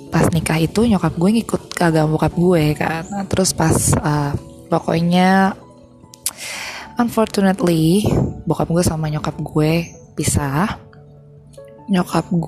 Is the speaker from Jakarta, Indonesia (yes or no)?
yes; Jakarta, Indonesia; moved away as an adult; now in Bali, Indonesia; FYI gue tuh emang lahir besar di Jakarta tapi gara-gara gue kuliah di Bali gue dapat PTN di Bali jadi gue move ke Bali